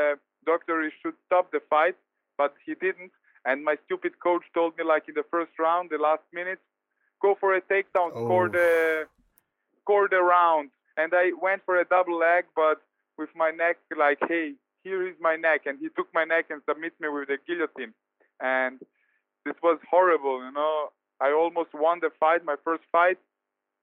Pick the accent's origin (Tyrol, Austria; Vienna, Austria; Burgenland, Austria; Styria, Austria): Vienna, Austria; here in Vienna, in my hometown.